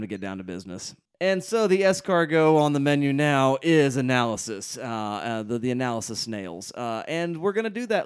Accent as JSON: {"language": "English", "country": "United States", "said": "as an American viewer"}